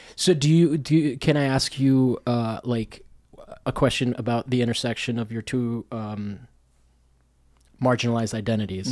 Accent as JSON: {"language": "English", "town": "Rome", "region": "Lazio", "country": "Italy", "tie": "born or raised there", "moved": "yes", "said": "I grew up in Rome"}